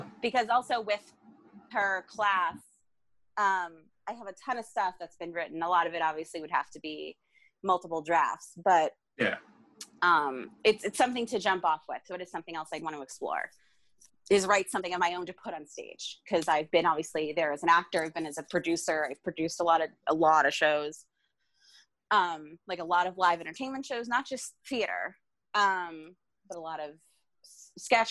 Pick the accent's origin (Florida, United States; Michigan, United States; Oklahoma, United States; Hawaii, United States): Florida, United States; South; moved away as an adult; also born or lived in Long Island, New York; I'm originally from South Florida